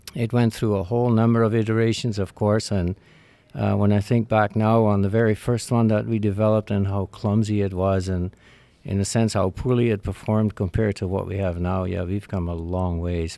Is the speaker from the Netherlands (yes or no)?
yes; Netherlands; now in Canada; born and raised in the Netherlands, came to Canada in seventy-nine with, uh, my parents.